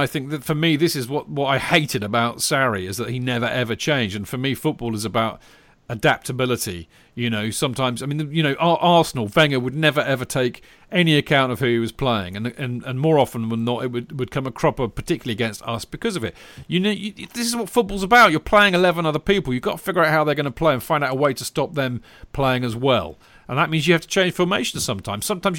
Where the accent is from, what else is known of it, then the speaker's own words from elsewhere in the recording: India; Anyway, growing up in India, I started following Chelsea only from 2006 onwards.